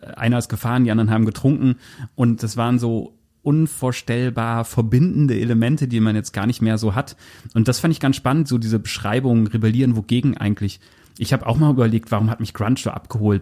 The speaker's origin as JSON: {"language": "German", "area": "near Osnabrück", "region": "Lower Saxony", "country": "Germany", "also_born_or_lived": "Bad Essen", "said": "ich komme aus Fenne bei Osnabrück"}